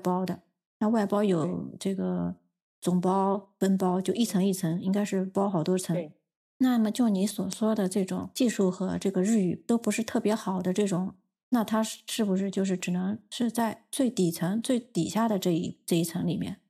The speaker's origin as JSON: {"language": "Chinese", "country": "China", "also_born_or_lived": "Tokyo, Japan", "moved": "yes", "lives_now": "Japan", "said": "因为我们中国人有汉字"}